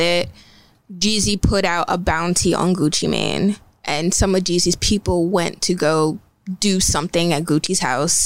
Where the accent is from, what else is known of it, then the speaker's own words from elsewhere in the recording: New York, United States; I am a New Yorker.